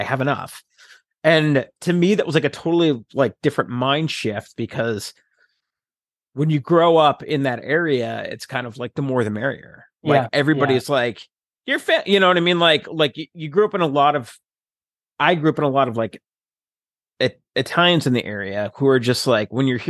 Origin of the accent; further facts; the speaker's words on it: New Jersey, United States; now in Seattle, United States; the difference that I saw between like West Coast or people in Seattle, this area, versus growing up in New Jersey.